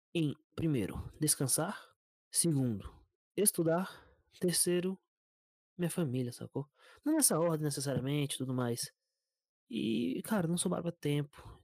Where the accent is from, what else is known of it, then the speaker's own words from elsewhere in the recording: Brasília, Federal District, Brazil; eu sou de Brasília